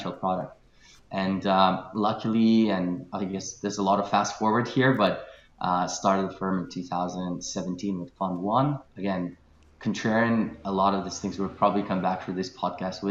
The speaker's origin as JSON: {"language": "English", "town": "Kaunas", "region": "Kaunas County", "country": "Lithuania", "tie": "born or raised there", "also_born_or_lived": "Glasgow", "moved": "as an adult", "said": "I'm originally Lithuanian, born and raised in Kaunas, which is second city in Lithuania."}